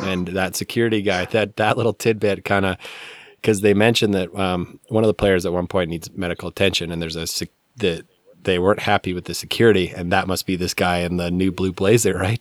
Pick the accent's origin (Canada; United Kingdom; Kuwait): Canada; Calgary, Alberta; when I was growing up in Calgary